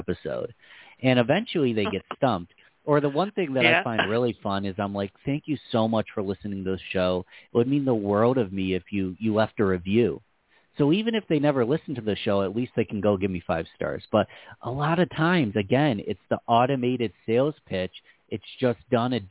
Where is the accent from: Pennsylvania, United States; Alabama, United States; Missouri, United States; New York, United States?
New York, United States; Rochester; I'm from Rochester, New York.